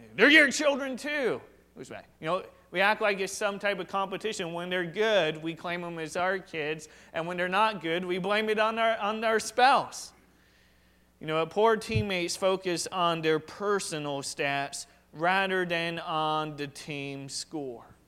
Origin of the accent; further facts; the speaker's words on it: Washington, United States; I was just raised here, I wasn't born here.